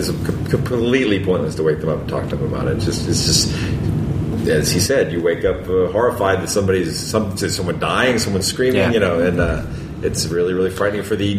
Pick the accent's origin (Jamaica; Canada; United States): United States; Kennesaw, Georgia; born or raised there